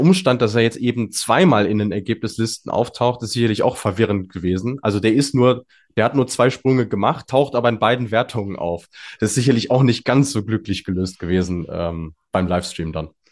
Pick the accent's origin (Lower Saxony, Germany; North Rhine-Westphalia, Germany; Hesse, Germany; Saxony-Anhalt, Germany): North Rhine-Westphalia, Germany; als Ostwestfale